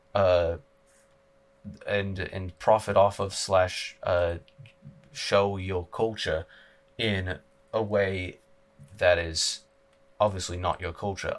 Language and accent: English; Utah, United States; I was born in Utah, I'm a native Uton